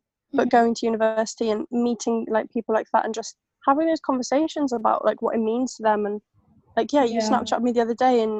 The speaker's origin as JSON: {"language": "English", "region": "Wales", "country": "United Kingdom", "said": "Like, I don't have a Welsh accent particularly, which is kind of a good thing, but also kind of a bad thing that I can never choose."}